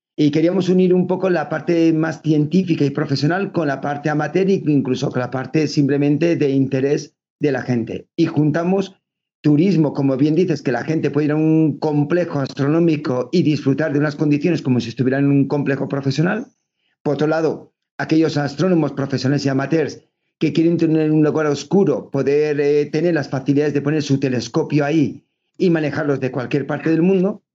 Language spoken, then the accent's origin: Spanish; Navarre, Spain; moved away as an adult; now in Extremadura, Spain; somos navarros, llevamos 20 años ya viviendo, más de 20 años en Extremadura